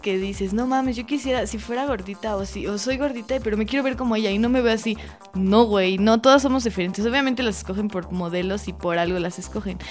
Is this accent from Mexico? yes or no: yes; Mexico; uno como mexicana